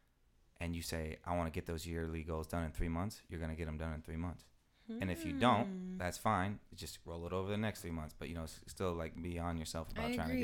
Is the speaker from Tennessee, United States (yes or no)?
no; Denver, Colorado, United States; moved away; I'm from Denver, Colorado originally